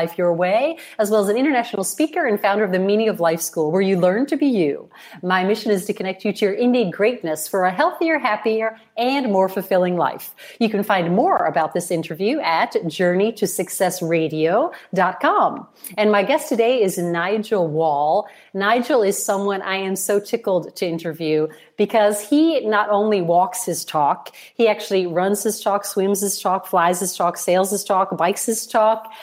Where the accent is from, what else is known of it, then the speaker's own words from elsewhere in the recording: Chicago, Illinois, United States; now in Italy; I was born in Chicago.